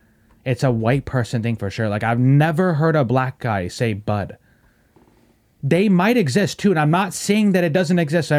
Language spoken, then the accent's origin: English; England, United Kingdom; I shouldn't have to tell you I'm from England.